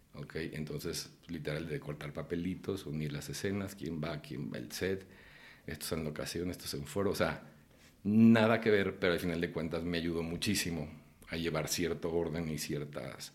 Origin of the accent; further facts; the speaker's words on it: Guadalajara, Jalisco, Mexico; moved away as an adult; Cuando yo estaba chico en Guadalajara, yo empecé a hacer teatro